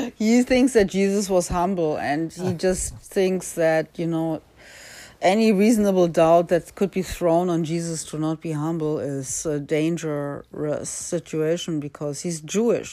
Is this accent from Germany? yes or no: yes; Germany; I was born in Germany.